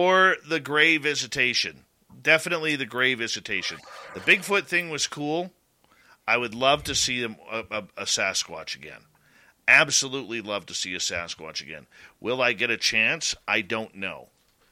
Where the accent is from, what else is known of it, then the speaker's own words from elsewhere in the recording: Canada; I'm from Canada